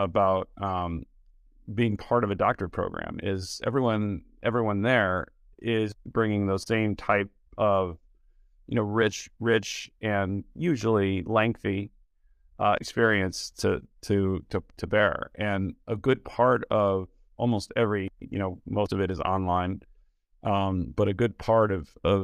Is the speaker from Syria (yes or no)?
no; Detroit, Michigan, United States; also born or lived in Boston / San Francisco Bay Area; now in Chicago, United States; I'm from Detroit originally, to the Detroit area